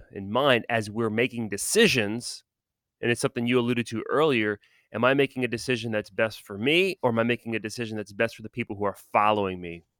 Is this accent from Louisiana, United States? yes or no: yes; New Orleans, Louisiana, United States; Because I'm from New Orleans. I'm not from down the bayou.